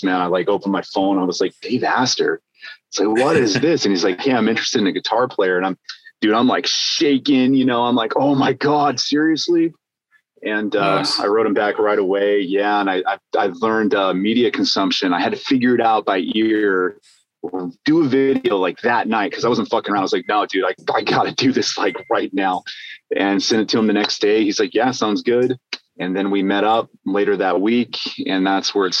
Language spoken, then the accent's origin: English; Alaska, United States; moved away as an adult; also born or lived in Nebraska; now in California, United States; I'm from Alaska. I was born and raised way up there.